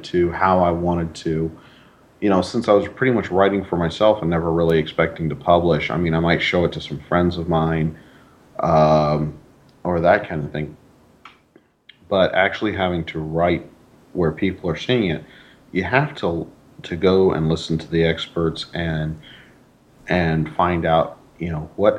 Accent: the South, United States; accent: Southern

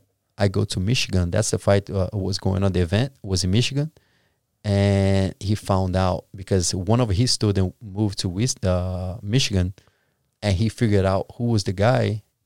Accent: Brazil; English is a second language; I was from Brazil.

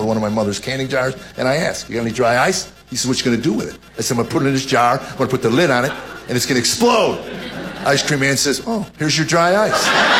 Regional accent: United States; I had the pleasure of growing up in America

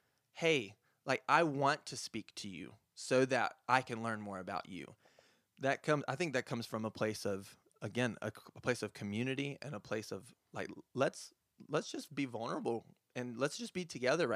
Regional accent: Lyman, South Carolina, United States; Yeah, so I'm actually from Lyman. It's a little bit outside of Greer, but I kind of like it because it's away from the city

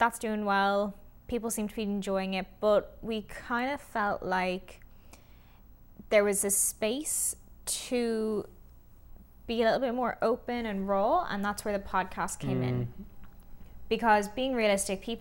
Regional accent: Ireland; for a lot of us in Ireland, for instance, like, we grew up in the Celtic Tiger

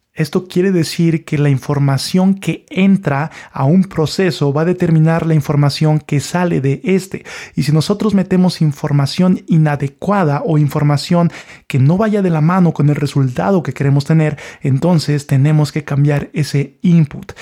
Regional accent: Mexico; Yo soy de México

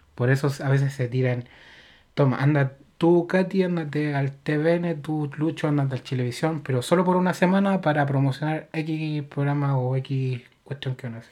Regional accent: Chile; uno como chileno

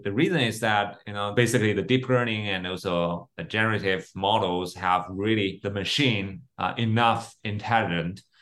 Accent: Beijing, China; I was born and raised in, in Beijing

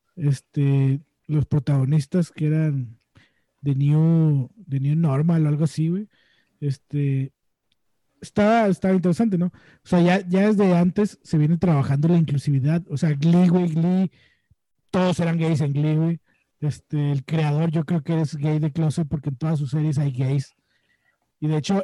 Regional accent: Mexico

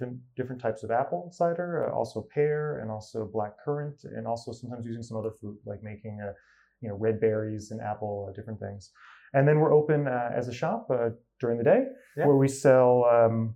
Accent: California near San Francisco, United States; moved away as an adult; now in Copenhagen, Denmark; I grew up in California near San Francisco

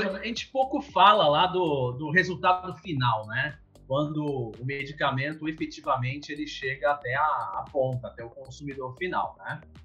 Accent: Santos, São Paulo, Brazil; moved away as an adult; eu sou de Santos, né? Na, no litoral de São Paulo

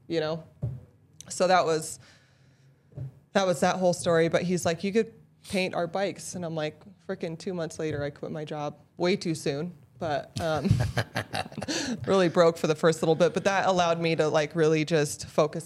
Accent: Utah, United States; also born or lived in Northwest Territories, Canada; I've lived here since I was 8

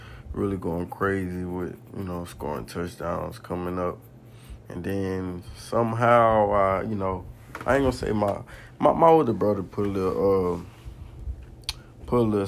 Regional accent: New Orleans, Louisiana, United States; From my hometown

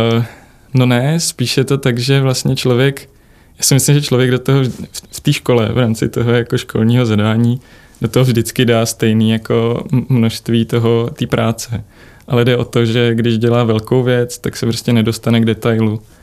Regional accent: Czechia

